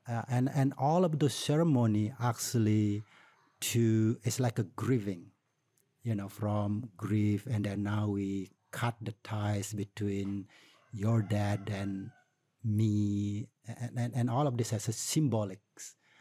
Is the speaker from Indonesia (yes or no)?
yes; Tabanan, Bali, Indonesia; also born or lived in United States; from Tabanan, you know. So it's always attached with my community.